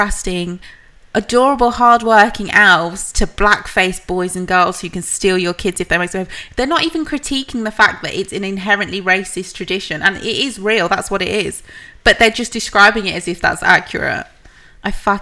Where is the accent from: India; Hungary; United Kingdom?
United Kingdom; Birmingham, West Midlands; I was from Birmingham